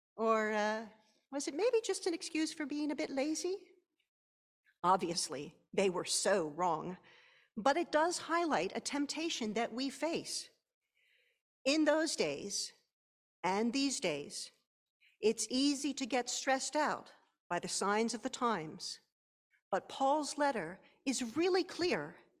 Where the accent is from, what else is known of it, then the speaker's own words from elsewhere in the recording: Pennsylvania, United States; my home state of Pennsylvania